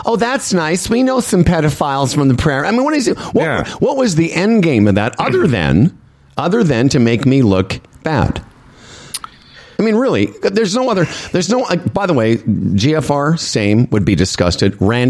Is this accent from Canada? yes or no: yes; Moose Jaw, Saskatchewan, Canada; also born or lived in Toronto / Vancouver; I said, well, I'm actually from Moose Jaw originally. So I've been to Medicine Hat.